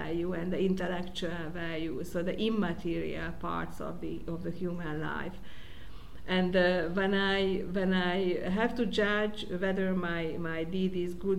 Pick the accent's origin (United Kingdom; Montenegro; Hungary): Hungary; Budapest; I was born in Budapest